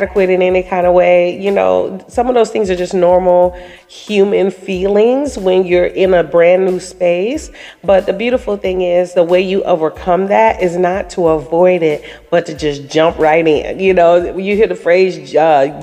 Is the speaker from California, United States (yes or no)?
no; Daytona Beach, Florida, United States; moved away; my hometown of Daytona Beach, Florida